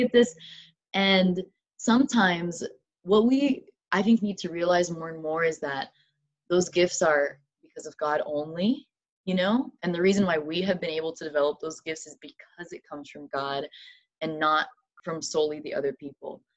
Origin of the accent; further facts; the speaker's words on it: Madison, Alabama, United States; moved away as an adult; now in Loma Linda, United States; I'm originally from Huntsville, Alabama, technically Madison. It's a little uh, suburb, but yeah, Huntsville, Alabama